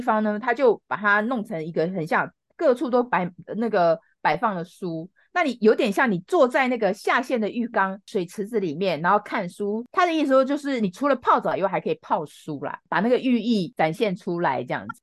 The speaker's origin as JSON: {"language": "Chinese", "country": "Taiwan", "said": "我们台湾人"}